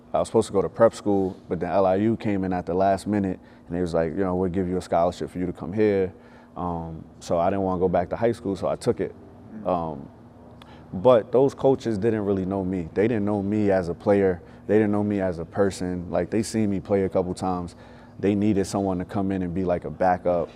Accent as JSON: {"language": "English", "region": "New York", "country": "United States", "tie": "born or raised there", "said": "I grew up in New York"}